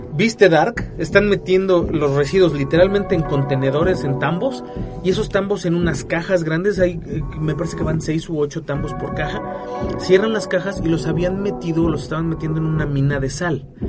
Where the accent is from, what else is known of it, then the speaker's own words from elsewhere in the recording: Mexico; como mexicanos